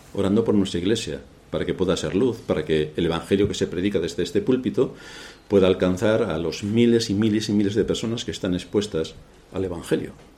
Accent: Castilla-La Mancha, Spain; moved away; yo soy el de un lugar de la Mancha de cuyo nombre no quiero ni acordarme

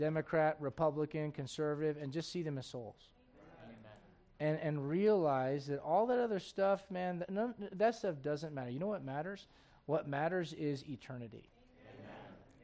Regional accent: United States; I am an American, truly. My dad fought for this country

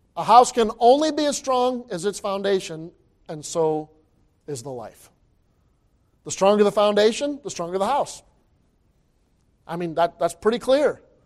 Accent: Michigan, United States; I grew up in Michigan

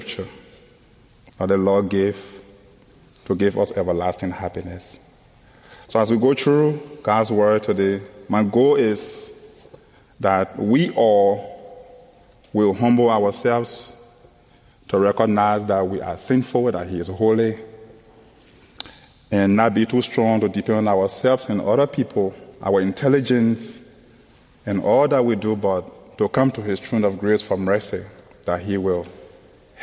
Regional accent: Liberia; from Liberia, West Africa.

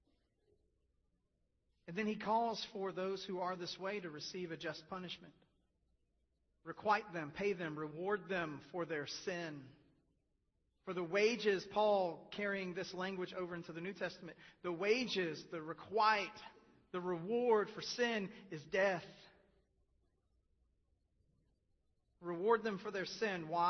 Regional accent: United States; we are American and not English

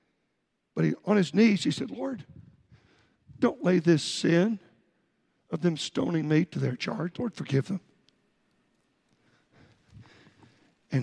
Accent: Texas, United States; moved away as an adult; now in Northern Virginia, United States; I'm from Texas

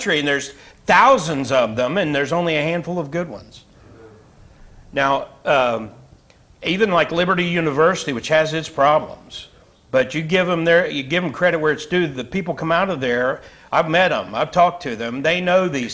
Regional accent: United States; I'm an American.

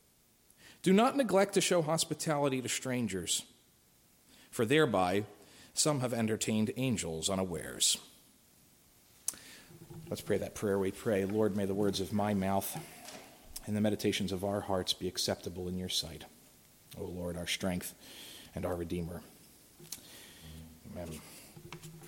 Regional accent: Philadelphia, Pennsylvania, United States; I'm from Philly

